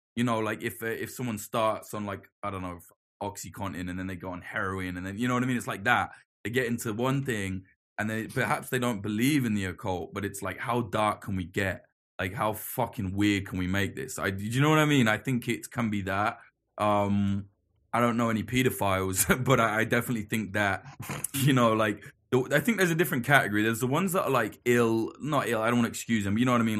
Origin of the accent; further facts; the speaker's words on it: United Kingdom; us being British